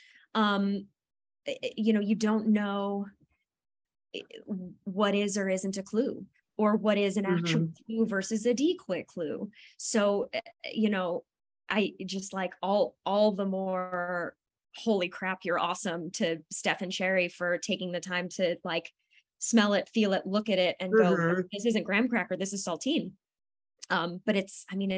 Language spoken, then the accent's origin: English; New Jersey, United States; Also born and raised in New Jersey